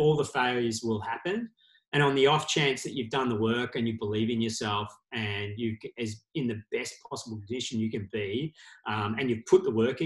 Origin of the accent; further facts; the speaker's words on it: Australia; we are Australian and just can come back to Australia